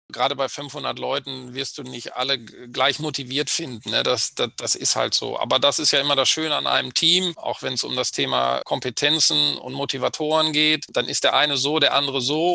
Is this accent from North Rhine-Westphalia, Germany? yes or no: yes; Bad Oeynhausen, North Rhine-Westphalia, Germany; komme aus dem schönen Ostwestfalen, bin geboren in Bad Oeynhausen